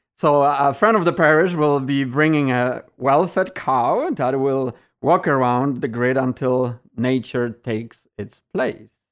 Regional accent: Poland; now in Evergreen Park, United States; I was born and raised in Poland on a farm, so I'm a farm boy.

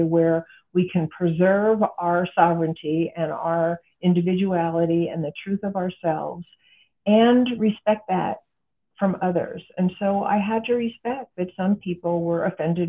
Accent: United States; I'm an American and this is the culture that I'm familiar

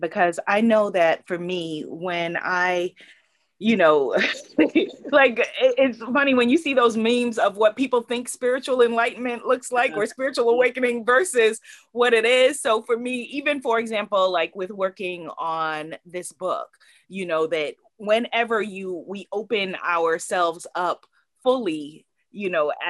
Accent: Guyana; I'm from Guyana, which is known as like the Obeah capital of the Caribbean. And so I was born into a lot of this

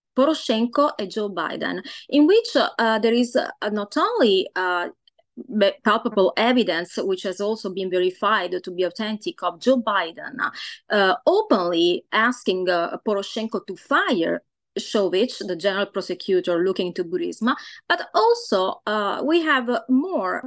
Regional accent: Italy; now in Los Angeles, United States; I am uh, Italian origin

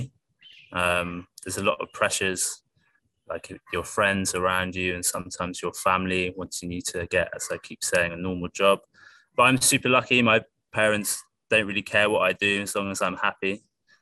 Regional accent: United Kingdom; I live in I was brought up in a really beautiful place in the UK, full of wildlife by the ocean and beautiful

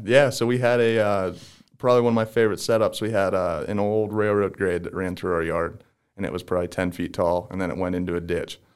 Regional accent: DuBois, Pennsylvania, United States; I'm from Du Bois, Pennsylvania

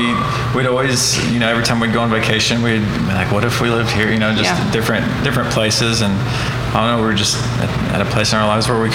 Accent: Oklahoma, United States; also born or lived in Geary, Oklahoma / Woodward, Oklahoma / Los Angeles; Yeah, so I was born and raised in Oklahoma, lived in Geary a little bit, and then middle school age, moved to Woodward, and that's where I graduated high school, and then moved to the city, and pretty much been here ever since

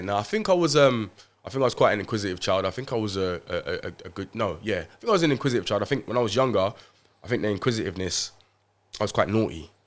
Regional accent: London, United Kingdom; I grew up in Haringey, Tottenham

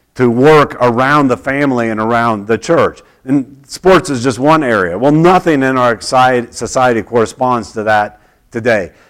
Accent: Oklahoma, United States; when I was growing up in Oklahoma

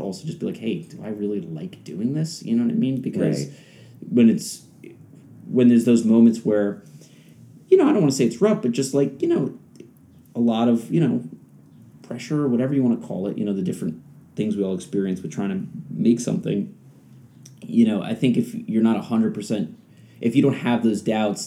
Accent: the New York area, United States; moved away as an adult; now in Los Angeles, United States; I grew up in the New York area.

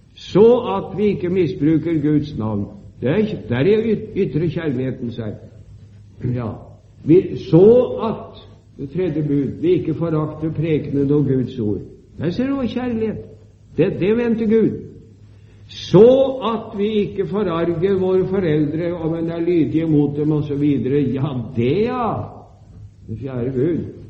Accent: Sarpsborg, Østfold, Norway; Da jeg var ung, i min hjemby i Sarpsborg

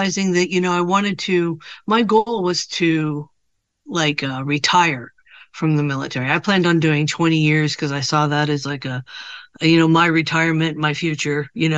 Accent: California, United States; also born or lived in Ohio / Washington / Idaho; now in Southern California, United States; I was born in Ohio, but when I was about, 8 or 9 years old, somewhere in there, my mother moved to California

